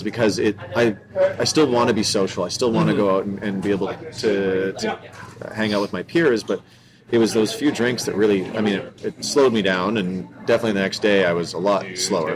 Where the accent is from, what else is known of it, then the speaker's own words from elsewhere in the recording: Vancouver, British Columbia, Canada; I was born and raised in Vancouver